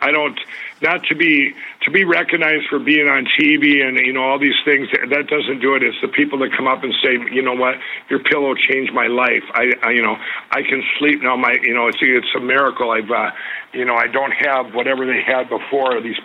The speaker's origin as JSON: {"language": "English", "region": "Minnesota", "country": "United States", "said": "here in my home state of Minnesota"}